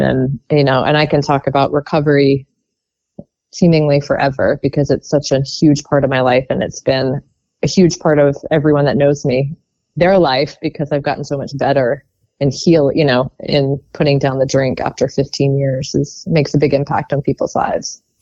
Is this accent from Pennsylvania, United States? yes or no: no; Baltimore, Maryland, United States; also born or lived in Whiteford, Maryland / Towson, Maryland; I grew up just outside of Baltimore.